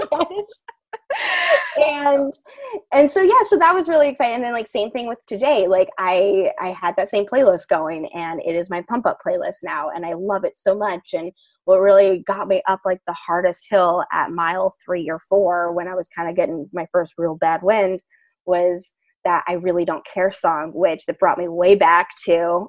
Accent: Boulder, Colorado, United States; we're from Boulder, Colorado

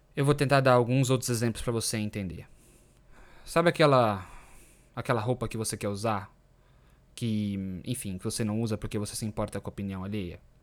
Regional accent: Brazil; moved away as an adult; Eu saí do Brasil quando eu tinha 29 anos

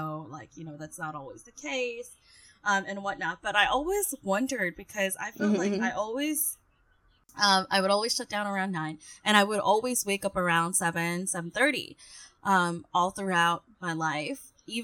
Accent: Seoul, South Korea; now in Philippines; I grew up in Seoul

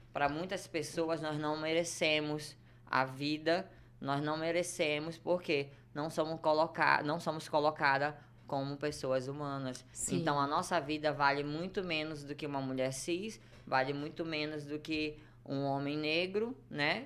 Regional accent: Belém, Pará, Brazil; Eu nasci em Belém do Pará.

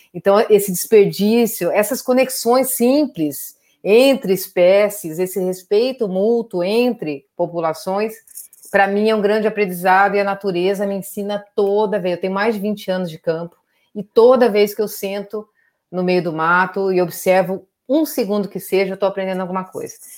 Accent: Brazil; Eu cresci no Pantanal, mudei para lá, tinha uns três anos

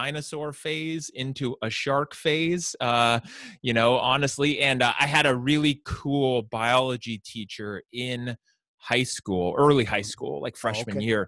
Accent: San Francisco Bay Area, California, United States; now in Santa Rosa, United States; I grew up in the San Francisco Bay Area, so not too far from where I am now

